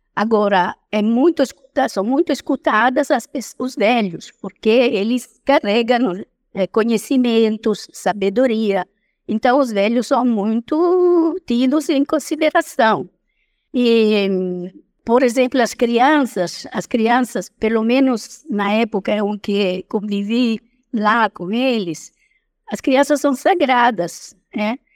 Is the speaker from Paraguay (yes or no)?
no; Italy; accent: foreign; first language Italian; Portuguese is a second language; moved away as an adult; also born or lived in Roraima, Brazil; now in Brazil